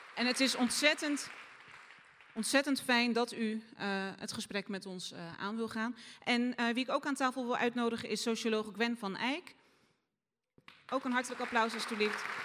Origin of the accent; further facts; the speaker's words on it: Rotterdam, South Holland, Netherlands; Ik ben van Zuid, ik kom van Zuid